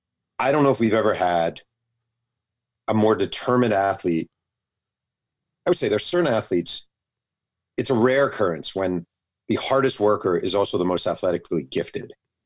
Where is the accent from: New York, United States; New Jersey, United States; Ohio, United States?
New York, United States; Mahopac; when I was a kid growing up in Mayo Pack, New York